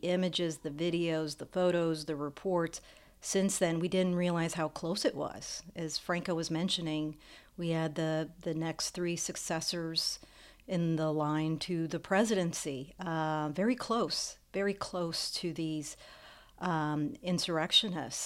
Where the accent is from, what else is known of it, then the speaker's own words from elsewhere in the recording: the South, United States; growing up in this country, I grew up in the South